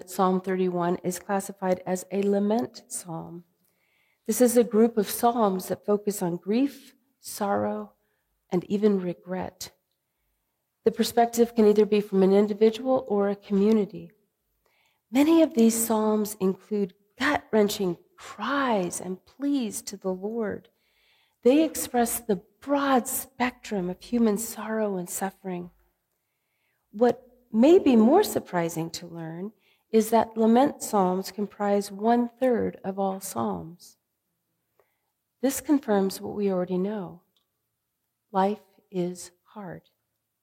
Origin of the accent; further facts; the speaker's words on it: California, United States; now in Midwest, United States; growing up in California